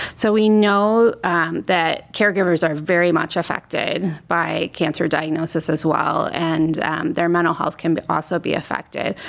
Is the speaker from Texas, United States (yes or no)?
no; Northeast Ohio, United States; I'm an Ohio native, so I'm here from Northeast Ohio